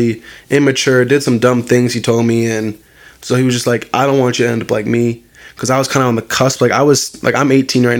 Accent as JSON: {"language": "English", "town": "Green Bay", "region": "Wisconsin", "country": "United States", "tie": "born or raised there", "also_born_or_lived": "Appleton, Wisconsin / Neenah, Wisconsin", "said": "I was born in Green Bay, born in West Apeer. Me and my mom, we grew up there for a couple of years until my stepfather stepped in. But we were West Apeer made. I mean, I was there till 8th grade"}